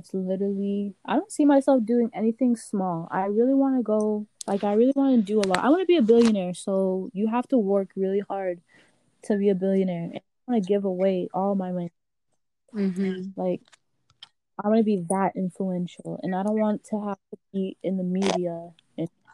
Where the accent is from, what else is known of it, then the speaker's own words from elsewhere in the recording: Miami, Florida, United States; also born or lived in Haiti; I was born in Miami, Florida, mm-hmm. but I spent my first 4 years of life in Haiti